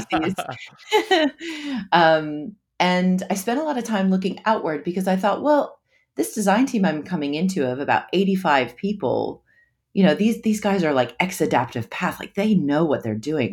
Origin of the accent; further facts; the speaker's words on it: United States; also born or lived in New York City; now in Sydney, Australia; I'm originally from the States